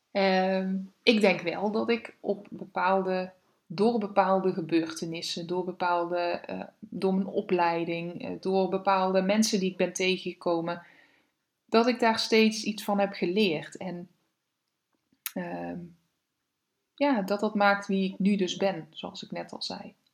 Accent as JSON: {"language": "Dutch", "region": "Limburg", "country": "Netherlands", "said": "Ik, eh, ja, ik vertelde net al, ik kom uit Limburg. Ik heb daar gewoond."}